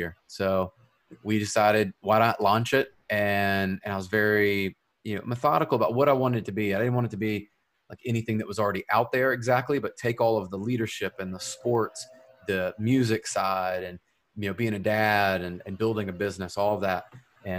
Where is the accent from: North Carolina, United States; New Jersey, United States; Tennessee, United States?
Tennessee, United States; Memphis; I'm originally from Memphis, Tennessee. And so that's just on the west side of the state. And I grew up there